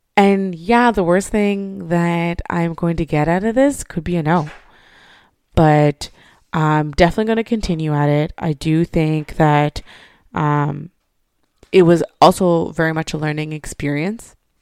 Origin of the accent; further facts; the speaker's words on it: Montreal, Quebec, Canada; I grew up in Montreal.